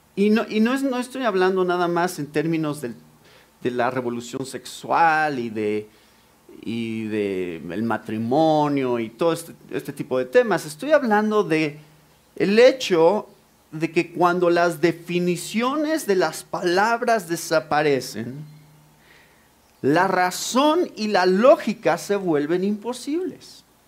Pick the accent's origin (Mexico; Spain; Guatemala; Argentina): Mexico; nací en México, crecí en México, soy mexicano.